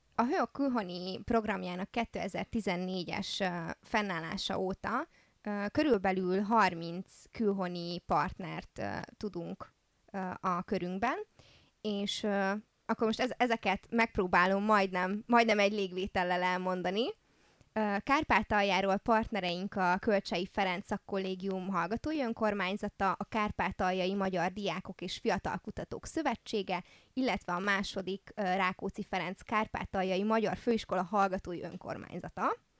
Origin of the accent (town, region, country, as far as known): Târgu Mureș, Mureș County, Romania; born or raised there